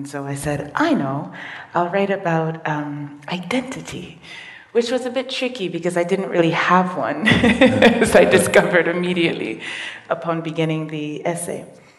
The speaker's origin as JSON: {"language": "English", "region": "London", "country": "United Kingdom", "tie": "born there", "said": "I was born in London, not all of England. I was only born in one hospital in London, and that's the only local I know."}